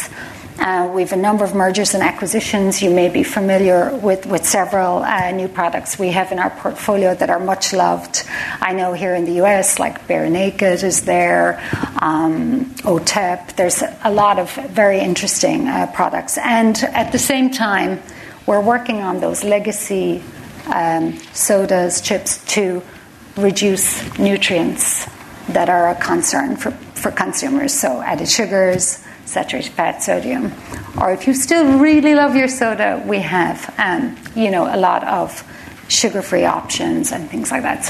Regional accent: Cork, Munster, Ireland; moved away as an adult; also born or lived in Dublin; now in Chicago, United States; I am a Cork woman. I grew up in Cork.

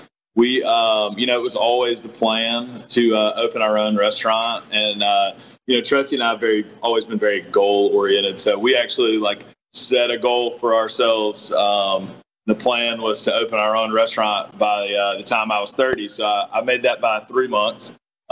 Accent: McComb, Mississippi, United States; also born or lived in New Orleans / Birmingham / New York; I'm from Macomb

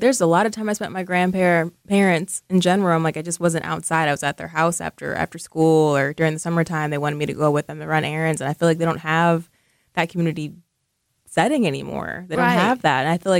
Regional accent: Racine, Wisconsin, United States; I guess when we were growing up in Racine, we had so many options to go do things.

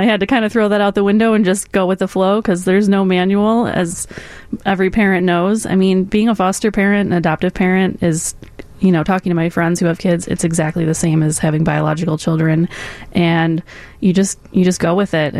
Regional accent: Illinois, United States; I'm from the Northwest Suburbs.

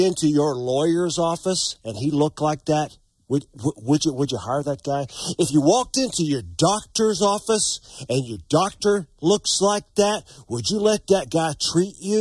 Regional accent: North Carolina, United States; now in Montana, United States; my home state of North Carolina

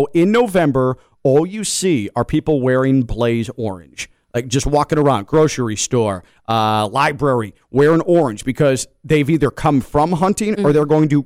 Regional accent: Midwest, United States; now in West Palm Beach, United States; I'm a Midwesterner. Like, I was born and raised

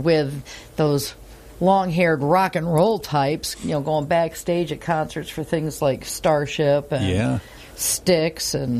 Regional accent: Binghamton, New York, United States; I was born in Binghamton General Hospital.

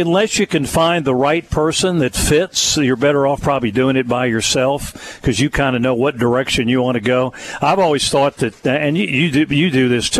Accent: Middletown, Ohio, United States; I grew up in Middletown, Ohio

